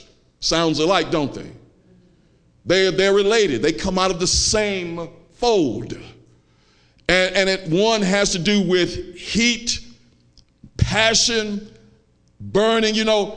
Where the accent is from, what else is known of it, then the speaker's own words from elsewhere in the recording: Chicago, Illinois, United States; I'm from Chicago. I know how to fight.